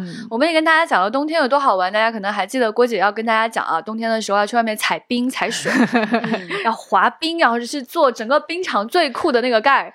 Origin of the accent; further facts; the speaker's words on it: Xi'an, Shaanxi, China; 我们西安感觉也有这个说法